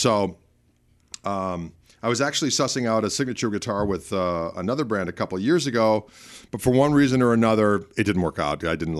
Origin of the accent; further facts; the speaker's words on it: Midwest, United States; We're both from the Midwest.